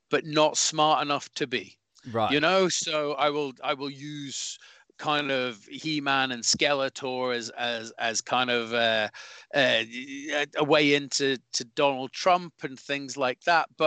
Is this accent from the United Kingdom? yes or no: yes; Scotland, United Kingdom; but it does it does irk with me when I see other Scotsmen or Scottish comedians uh, come on and go, well, as a Scottish person